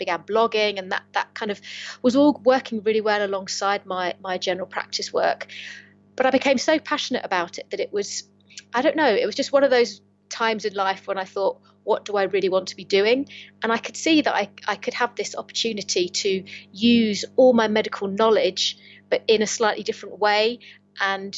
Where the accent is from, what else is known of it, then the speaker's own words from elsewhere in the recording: Kent, South East England, United Kingdom; now in Lancaster, United Kingdom; I'm originally from Kent, but I've managed to find my home in the northwest of England. So I live up near Lancaster